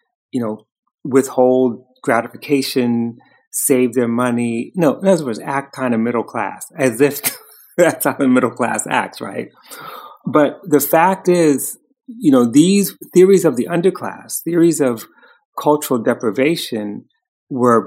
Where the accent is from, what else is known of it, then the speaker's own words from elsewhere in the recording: New York City, New York, United States; We grew up in Harlem in the 60s and early 70s